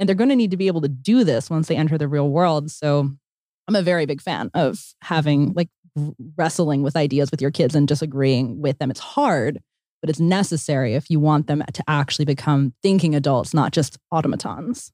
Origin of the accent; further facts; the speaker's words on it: Pennsylvania, United States; I grew up in Pennsylvania where there were a lot of rules